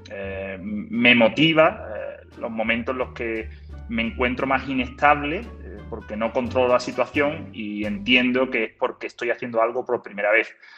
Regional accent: Málaga, Andalusia, Spain; soy de Málaga

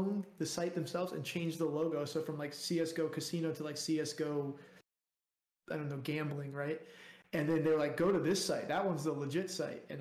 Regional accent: South Florida, United States; I grew up in South Florida

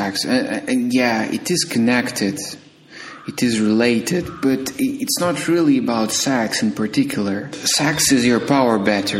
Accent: Ukraine; I was born in Ukraine

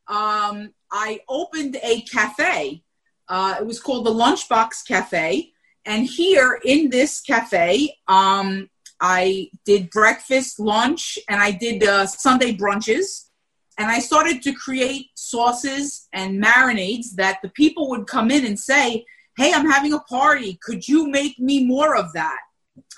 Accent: Little Ferry, New Jersey, United States; I grew up in Little Ferry, New Jersey, a small town

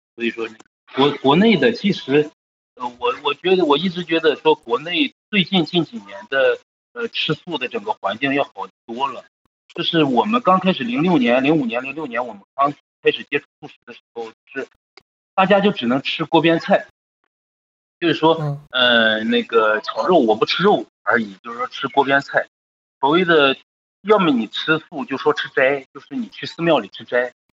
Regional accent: China; 像我们中国人

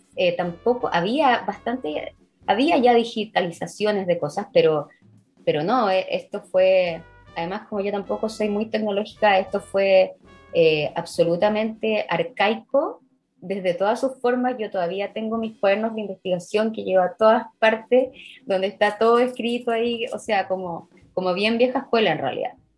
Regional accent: Chile; moved away as an adult; also born or lived in Israel / Edinburgh; yo estudié en el Instituto Hebreo, en la época en el que colegio, en el que mi colegio se hablaba hebreo

